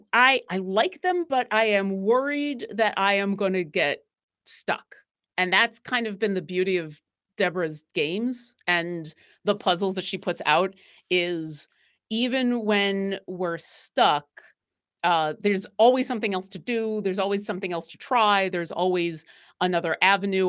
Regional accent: Buffalo, New York, United States; I am from New York, but I'm from Buffalo

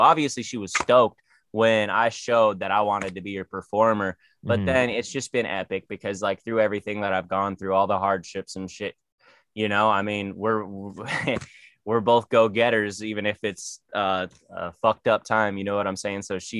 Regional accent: San Diego, California, United States; Man, I fuck with it. You know, it's like LA, but chiller, you know

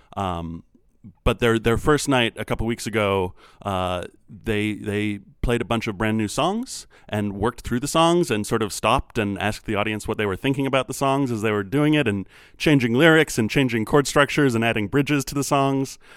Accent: Minneapolis, Minnesota, United States; now in Chicago, United States; I grew up in Minneapolis

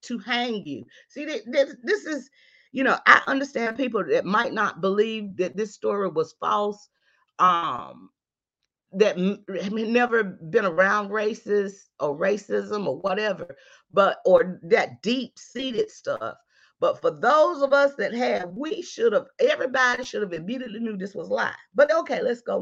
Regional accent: North Carolina, United States; I'm from the South, North Carolina.

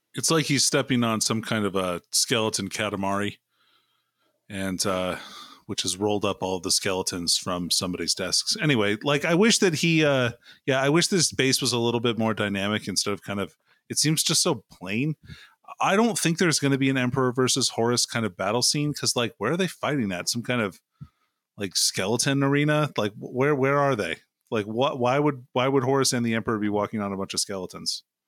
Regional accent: Alaska, United States; I'm from Alaska

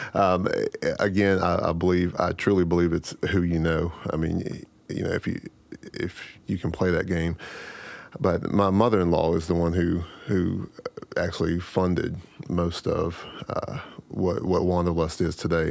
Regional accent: Rappahannock, Virginia, United States; now in Philippi, United States; I'm from Rappahannock, and it's actually, uh, smaller than, than Philippi

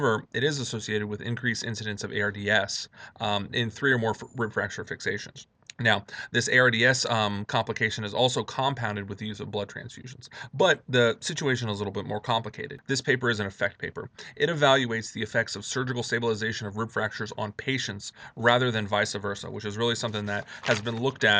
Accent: Miami, Florida, United States; moved away as an adult; also born or lived in New Orleans, Louisiana; now in Chicago, United States; I am originally from Miami, Florida

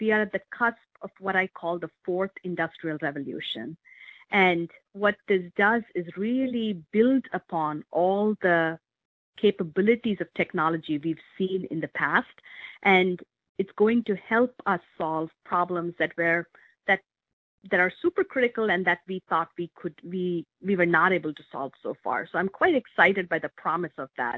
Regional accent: India; moved away as an adult; now in Medina, United States; I grew up in India

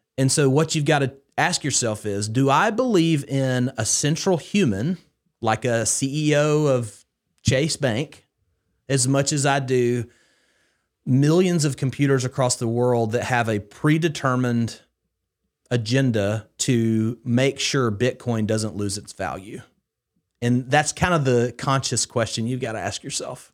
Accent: Haleyville, Alabama, United States; I grew up in Northwest Alabama, uh, in Haleyville, Alabama, specifically

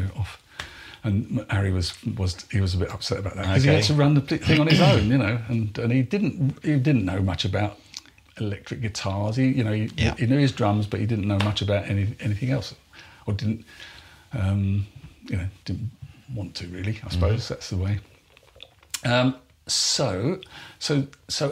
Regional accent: Exmouth, South West England, United Kingdom; in Exmouth, my hometown

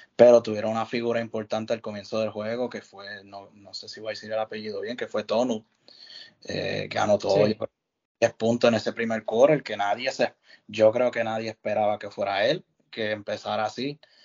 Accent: Puerto Rico; somos de Puerto Rico

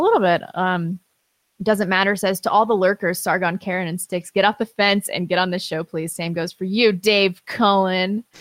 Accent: St. Louis, Missouri, United States; I'm from Saint Louis

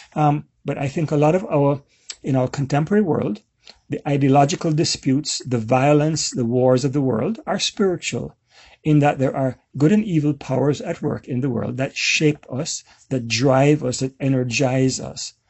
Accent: Jamaica; So I'm, I'm a Jamaican

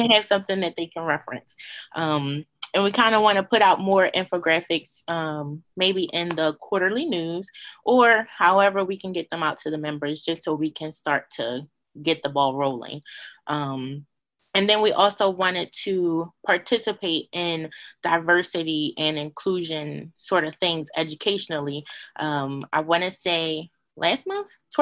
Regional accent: United States; I was born in America. I am Black. I wasn't born in Africa, so I'm Black

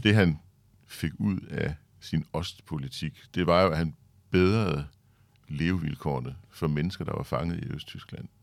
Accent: Denmark; som dansker

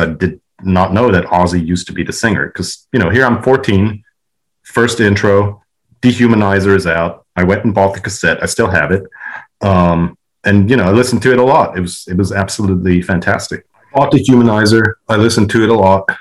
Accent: Switzerland; where I grew up in Switzerland

